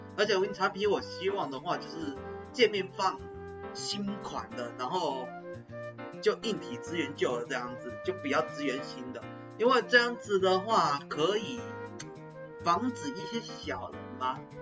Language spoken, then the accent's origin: Chinese; Taiwan; 我们台湾人